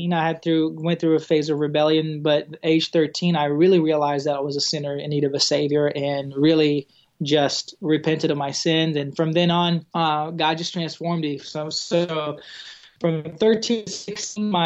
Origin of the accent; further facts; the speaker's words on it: Brazil; English is a second language; moved away as an adult; also born or lived in Arkansas, United States; now in United States; I was born and raised in Brazil